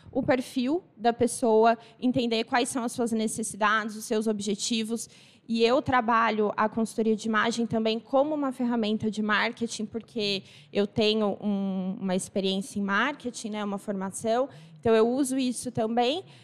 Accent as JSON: {"language": "Portuguese", "town": "Assis", "region": "São Paulo", "country": "Brazil", "moved": "yes", "said": "Eu sou de Assis, mas eu me mudei daqui já faz mais de 20 anos, né?"}